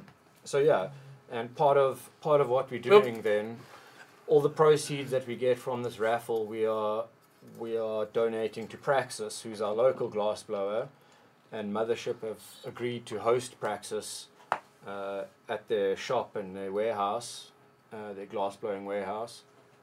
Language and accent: English; South Africa; As a South African, you can't really...